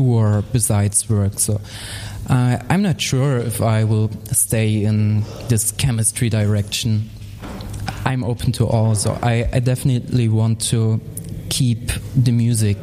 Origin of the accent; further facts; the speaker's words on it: Dresden, Saxony, Germany; in Dresden, in my hometown